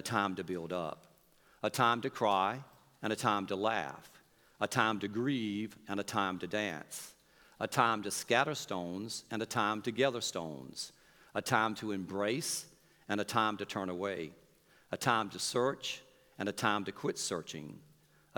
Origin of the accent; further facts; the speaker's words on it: North Carolina, United States; we come from North Carolina